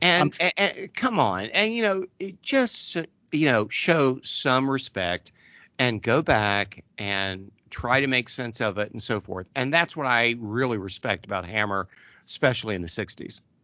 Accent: Southern Ohio, United States; I grew up in Southern Ohio

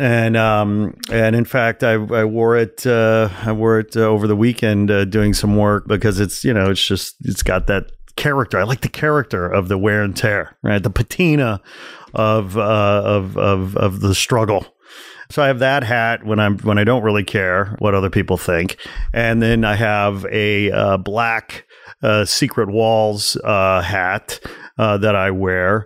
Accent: Chicago, Illinois, United States; I'm from Chicago

